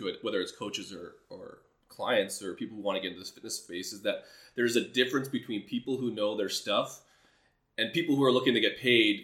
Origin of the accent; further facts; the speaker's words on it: Canada; I'm from Canada